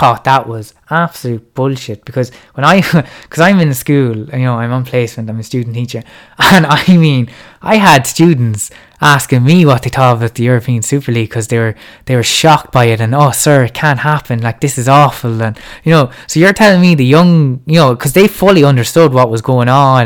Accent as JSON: {"language": "English", "country": "Ireland", "said": "even as Irish fans"}